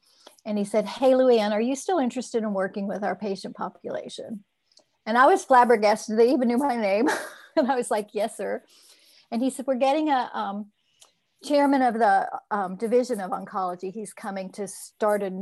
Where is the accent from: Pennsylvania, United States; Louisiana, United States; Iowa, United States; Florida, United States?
Florida, United States; I grew up in Florida